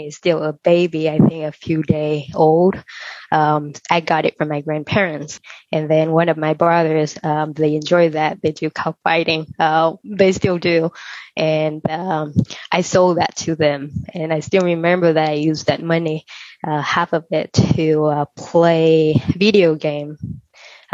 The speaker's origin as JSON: {"language": "English", "country": "Vietnam", "tie": "born or raised there", "moved": "yes", "lives_now": "Los Angeles, United States", "said": "I was born in Vietnam, so I wanted to have something about my country."}